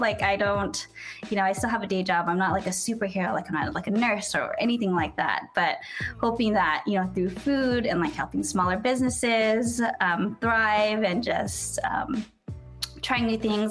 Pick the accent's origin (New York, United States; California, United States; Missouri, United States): California, United States; San Diego; also born or lived in Los Angeles, United States; I was actually born and raised in San Diego.